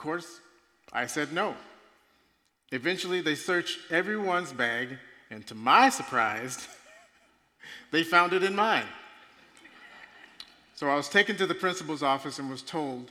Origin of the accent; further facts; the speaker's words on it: Mississippi, United States; now in Underwood, Minnesota, United States; I'm originally from Mississippi